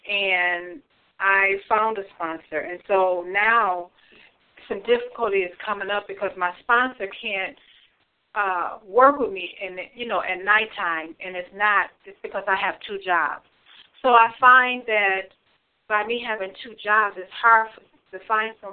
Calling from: Michigan, United States; I'm calling from Michigan.

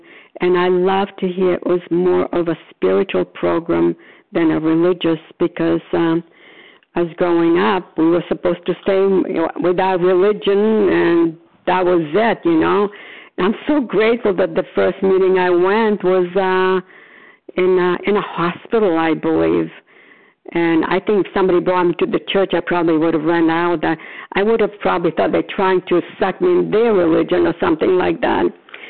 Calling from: Florida, United States; Oh, recovered compulsive overeater. I'm calling from Florida.

